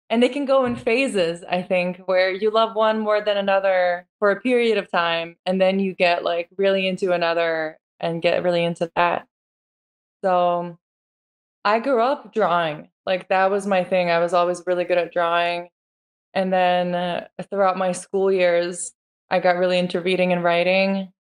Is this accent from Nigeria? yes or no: no; Lithuania; now in United States; it's actually Lithuanian. That's where I'm from, and it's a very common and popular name there. Very traditional. Mm-hmm. Um, so I was born in Lithuania. I moved to America in 2003.